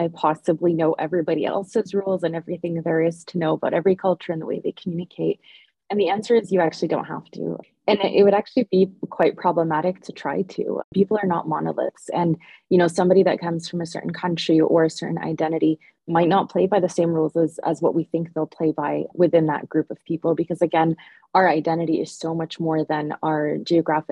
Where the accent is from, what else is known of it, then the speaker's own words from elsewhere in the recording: Ontario, Canada; now in Edmonton, Canada; Oh, Ontario.